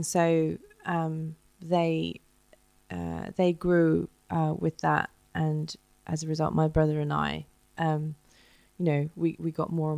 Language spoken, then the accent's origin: English; London, United Kingdom; also born or lived in Johannesburg, South Africa; because of my dad's job, he was offered a chance to come and work in London